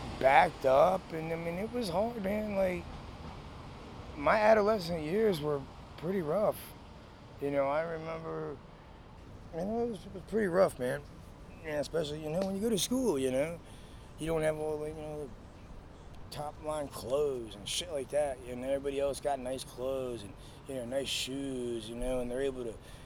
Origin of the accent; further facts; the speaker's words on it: Maryland, United States; also born or lived in Beckley, West Virginia; I was born in Beckley, West Virginia. Okay. And I lived there for a short while, and my family moved up to Maryland, and I've lived here for, you know, damn near my whole life